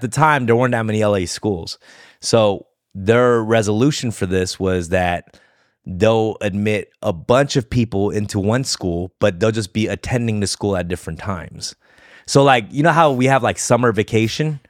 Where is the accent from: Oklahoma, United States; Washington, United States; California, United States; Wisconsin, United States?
California, United States; Los Angeles; I grew up there